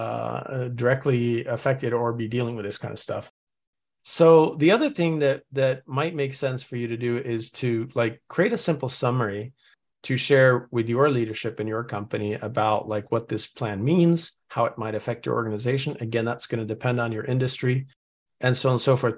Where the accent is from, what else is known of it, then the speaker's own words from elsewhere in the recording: Norway; now in United States; I'm originally from Norway